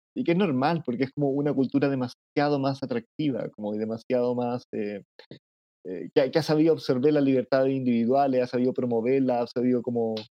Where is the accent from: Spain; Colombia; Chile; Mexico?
Chile; yo soy chileno